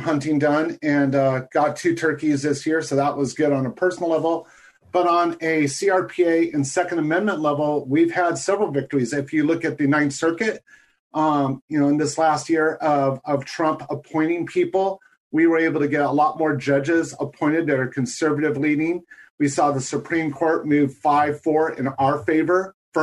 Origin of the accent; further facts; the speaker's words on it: California, United States; as a Californian, I'm probably a bit cocky